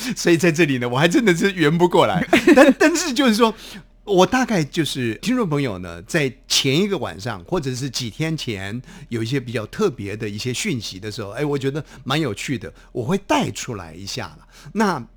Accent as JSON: {"language": "Chinese", "country": "Taiwan", "said": "我们台湾话"}